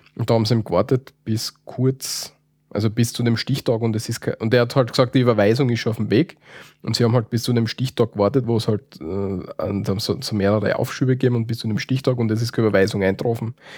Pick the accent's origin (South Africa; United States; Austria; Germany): Austria; Wir sind keine Deutschen, deswegen wissen wir es nicht, wie, man, wie, wie, wie die Deutschen das so richtig sagen. Bei uns in Österreich